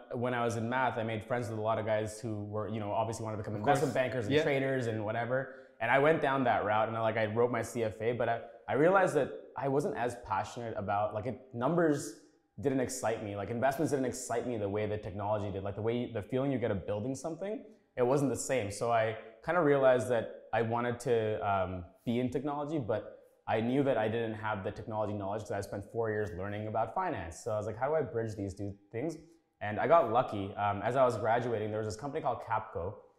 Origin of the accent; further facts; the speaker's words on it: Scarborough, Ontario, Canada; also born or lived in Sri Lanka / Waterloo; I grew up in Scarborough, yeah. I mean, so I was born in Sri Lanka. My family came here in 93. Mm. We lived in Tuxedo Court, Marco and Ellesmere, family of eight. That's kind of where I grew up there.